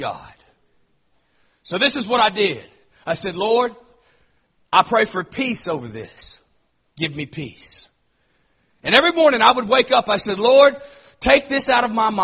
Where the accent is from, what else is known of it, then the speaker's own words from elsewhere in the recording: Texas, United States; I'm from Texas